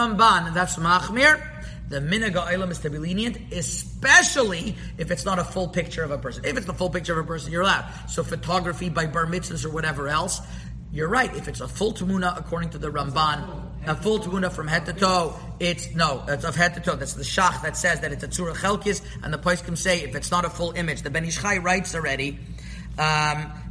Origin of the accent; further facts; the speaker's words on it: Montreal, Quebec, Canada; where I grew up in Montreal